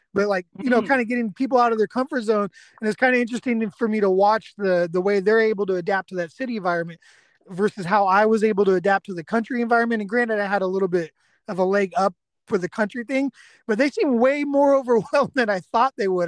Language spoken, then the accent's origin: English; Bay Area, California, United States; now in East Texas, United States; I'm an evacuee from the Bay Area myself